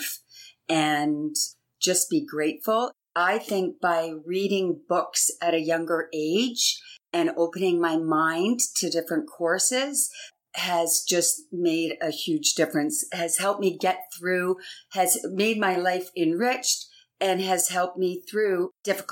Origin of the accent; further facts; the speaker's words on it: Canada; I'm actually Canadian. And for my whole life being in Canada, there's always a celebration